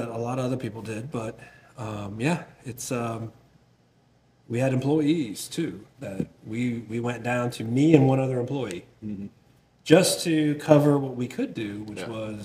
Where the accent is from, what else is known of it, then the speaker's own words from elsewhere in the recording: Milford, Delaware, United States; moved away as an adult; also born or lived in South Carolina; now in Montgomery, United States; I grew up 10 miles away from a small brewery at the time called Dogfish Head in Milton, Delaware. I'm from Milford, Delaware, which is right down the road